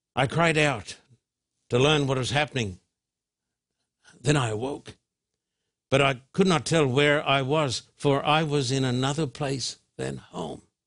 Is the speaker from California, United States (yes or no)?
yes; Thousand Oaks, California, United States; my hometown of, uh, Thousand Oaks.